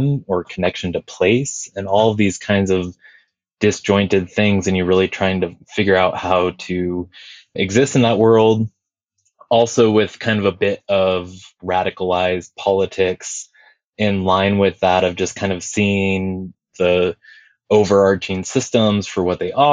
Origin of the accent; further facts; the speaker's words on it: Estacada, Oregon, United States; also born or lived in Big Island, Hawaii; I grew up in the Pacific Northwest, and I spent a lot of time out kind of at the foothills of Mount Hood, out in like the Eagle Creek, Estacada area